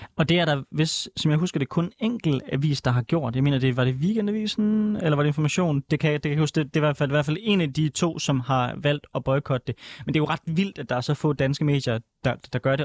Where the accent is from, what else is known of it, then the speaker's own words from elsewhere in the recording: Denmark; jeg er fra Jylland